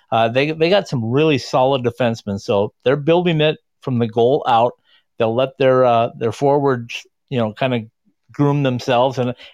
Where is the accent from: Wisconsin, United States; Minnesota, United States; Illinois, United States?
Minnesota, United States; born or raised there